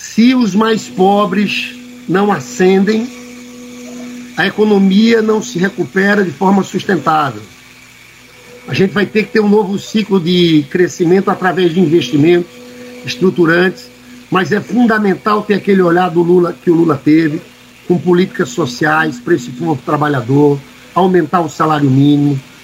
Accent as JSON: {"language": "Portuguese", "region": "Paraíba", "country": "Brazil", "said": "eu sou paraibano"}